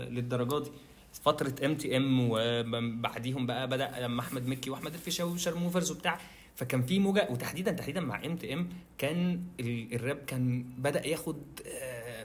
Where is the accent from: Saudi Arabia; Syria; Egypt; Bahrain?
Egypt; عندنا في مصر